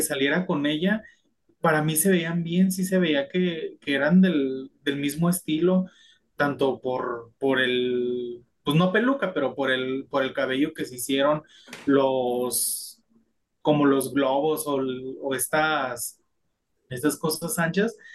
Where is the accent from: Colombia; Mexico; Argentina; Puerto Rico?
Mexico; los mismos mexicanos